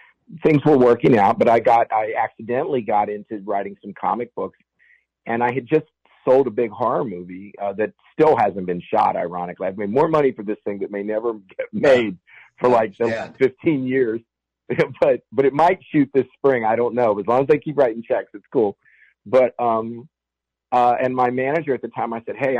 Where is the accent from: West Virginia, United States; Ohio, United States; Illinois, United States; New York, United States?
West Virginia, United States; Fairmont; where I grew up in Reevesville, West Virginia, Fairmont, West Virginia